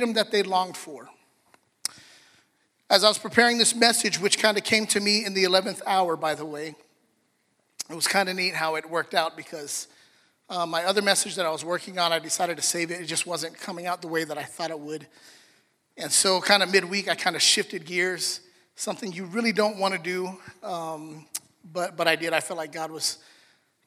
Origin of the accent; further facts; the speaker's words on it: Los Angeles, California, United States; I was born here, East LA. So okay, Dominguez. So I was born in America.